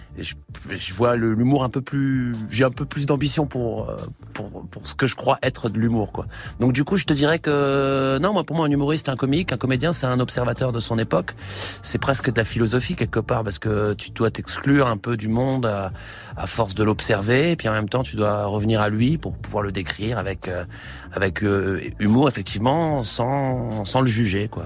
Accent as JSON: {"language": "French", "town": "Metz", "region": "Grand Est", "country": "France", "tie": "born or raised there", "also_born_or_lived": "Paris", "said": "J'ai grandi à Metz"}